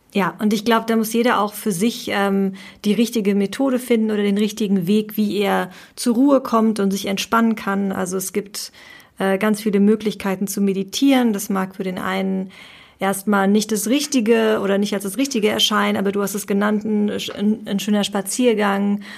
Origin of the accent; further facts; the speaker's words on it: Spain; als Spanierin